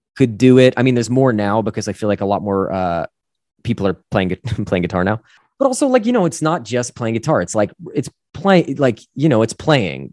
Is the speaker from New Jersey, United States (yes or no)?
yes; northern New Jersey, United States; I grew up in New Jersey, uh, northern, nor, northern, northern New Jersey, to be specific.